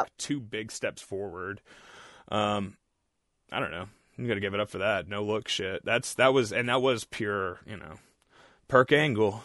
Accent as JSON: {"language": "English", "region": "Texas", "country": "United States", "tie": "born or raised there", "moved": "yes"}